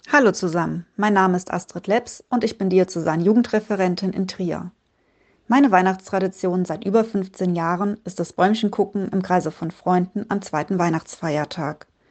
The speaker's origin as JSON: {"language": "German", "country": "Estonia", "moved": "yes", "lives_now": "Ludwigshafen, Germany", "said": "Ich komme aus Estland"}